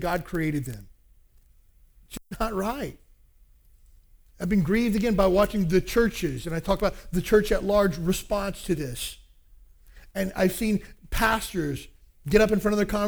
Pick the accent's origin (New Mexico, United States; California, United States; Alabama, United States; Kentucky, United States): Kentucky, United States; Where I grew up in Kentucky, there's a lot of, even to this day, segregation in churches